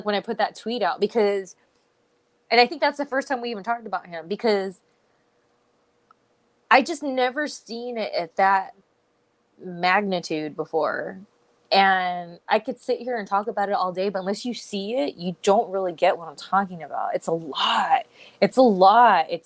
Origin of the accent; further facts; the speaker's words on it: California, United States; I'm a California girl